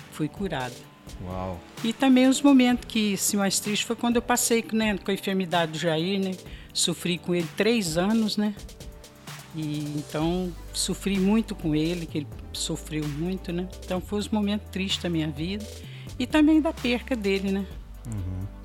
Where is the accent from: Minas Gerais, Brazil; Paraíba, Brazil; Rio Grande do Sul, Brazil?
Minas Gerais, Brazil; Alto Caparaó; born there; Eu nasci em Alto Caparaó, em Minas, Minas Gerais.